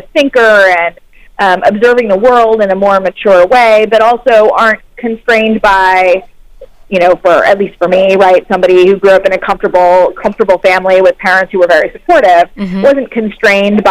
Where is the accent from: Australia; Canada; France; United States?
United States; Cincinnati, Ohio; moved away as an adult; I grew up in Cincinnati, Ohio. I'm from the Midwest.